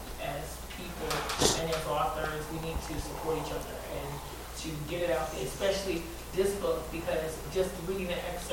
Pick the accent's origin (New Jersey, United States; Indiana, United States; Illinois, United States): New Jersey, United States; I grew up in New Jersey, born to a half-black, half-German mother.